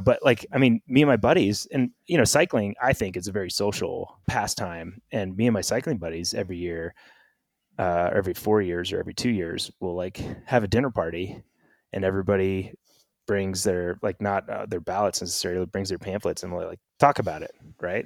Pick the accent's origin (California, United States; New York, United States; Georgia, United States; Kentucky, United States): California, United States; Northern; now in Bend, United States; living in Bend, and I grew up in Northern California